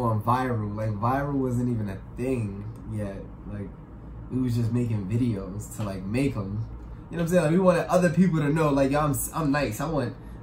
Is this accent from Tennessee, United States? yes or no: no; New York City, New York, United States; I'm from the Polo Grounds, from Uptown, the projects